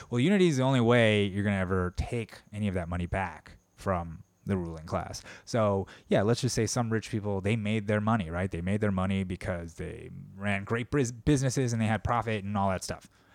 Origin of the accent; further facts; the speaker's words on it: United States; I'm Korean American